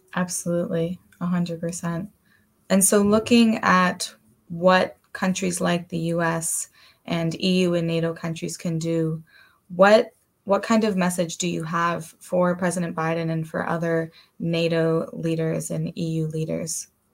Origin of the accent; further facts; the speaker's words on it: United States; myself as an American living in the US right now